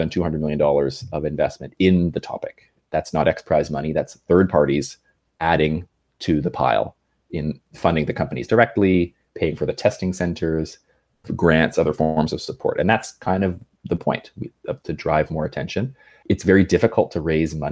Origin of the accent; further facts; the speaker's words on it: Canada; I grew up in Canada